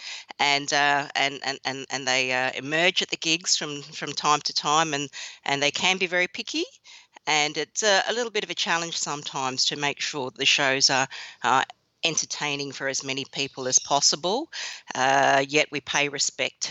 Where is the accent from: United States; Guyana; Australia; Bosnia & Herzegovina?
Australia; Western Australia; I grew up in Western Australia in a Chinese Australian family, and even though my parents are quite Aussie and embrace the Aussie lifestyle